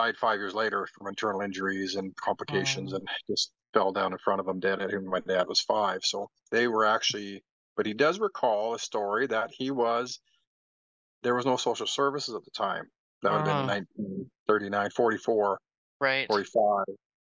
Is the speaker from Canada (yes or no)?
yes; Wind Lake, Canada; born there; My mom was from Sucker Creek and I was born in Wind Lake. And then we moved all over.